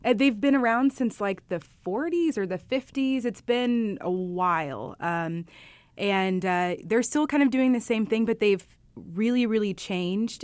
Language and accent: English; Indianapolis, Indiana, United States; now in Chicago, United States; From Chicago, but my hometown's Indianapolis, so I love this place. I'm a Hoosier at heart forever.